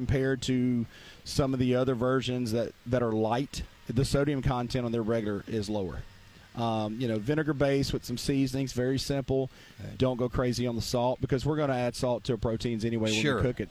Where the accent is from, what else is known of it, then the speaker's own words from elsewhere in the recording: Mississippi, United States; I call it Delta Q because I'm from the Mississippi Delta.